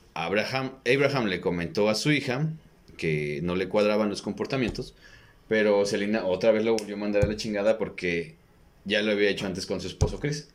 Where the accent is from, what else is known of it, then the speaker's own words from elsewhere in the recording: Mexico; en vez de que nos enfoquen como cultura mexicana